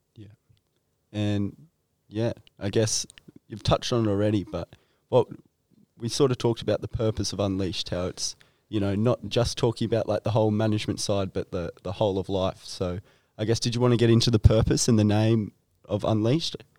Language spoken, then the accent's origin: English; Nelson Bay, New South Wales, Australia; I'm from Nelson Bay originally